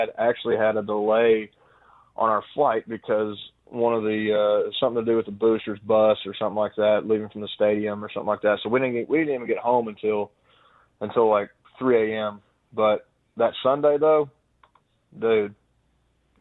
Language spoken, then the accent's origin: English; Kentucky, United States; I'm from Kentucky, so I've always rooted for every SEC team